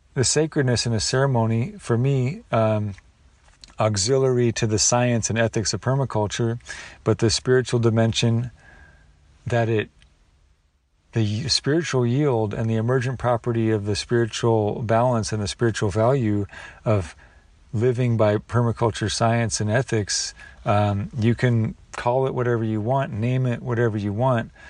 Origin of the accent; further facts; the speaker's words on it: the Northwest, Pacific Northwest, United States; All the blackberries I grew up with in the Northwest